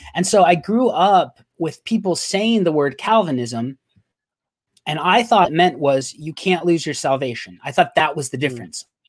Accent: Arizona, United States; I'm from Arizona

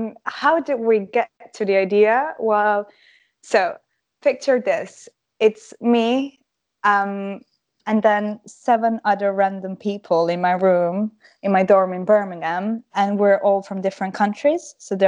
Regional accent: Croatia; English is a second language; moved away as an adult; also born or lived in England; now in United Kingdom; I was born in Croatia. I lived in Croatia for the most of my life, and I moved to England about 2.5 years ago, when I started my studies. So here I am today, still in the UK

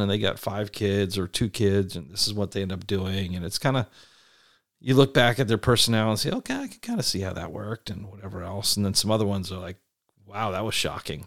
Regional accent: East Coast, United States; moved away; I grew up on the East Coast

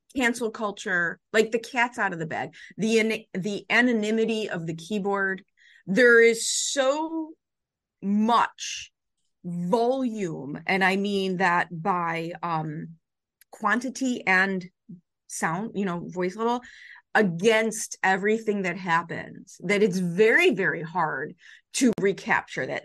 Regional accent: Chicago, Illinois, United States; I grew up in the Chicago public school system in the seventies and eighties

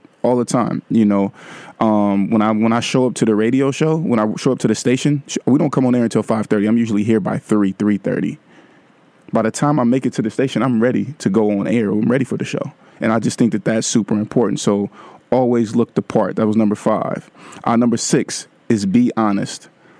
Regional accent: Vallejo, California, United States; Vallejo. Hey, my hometown is in the house tonight

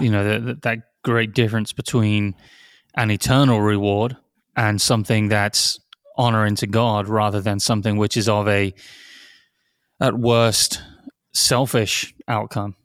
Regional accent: near Oxford, South East England, United Kingdom; moved away; I grew up near Oxford

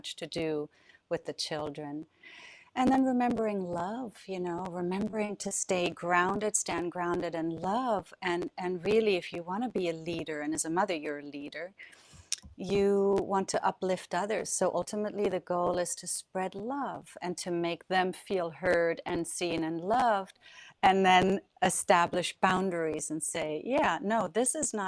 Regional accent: Southern Germany, Germany; moved away; I grew up in Europe. I'm from Germany. And as you know, well, south of Germany, at least, is close to France

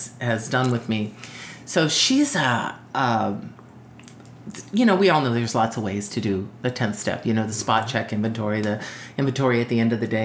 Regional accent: Arizona, United States; moved away as an adult; also born or lived in San Antonio; I grew up in Arizona

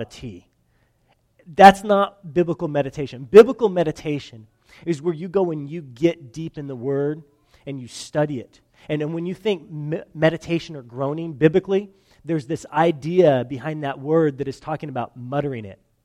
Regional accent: California, United States; moved away as an adult; I'm from California

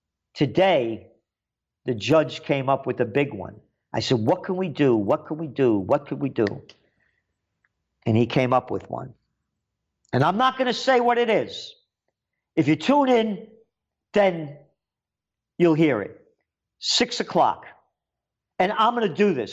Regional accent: Yonkers, New York, United States; also born or lived in Bronx, New York; When I moved from Yonkers to the Bronx, from Bronx to Yonkers, rather, I was a little kid young

